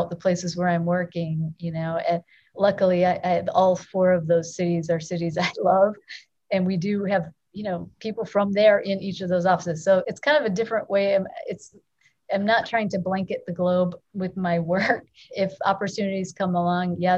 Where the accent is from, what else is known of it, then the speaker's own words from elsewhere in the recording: Chicago, Illinois, United States; it's my hometown